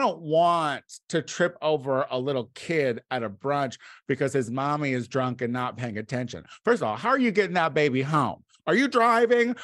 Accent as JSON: {"language": "English", "town": "Bloomington", "region": "Illinois", "country": "United States", "tie": "born or raised there"}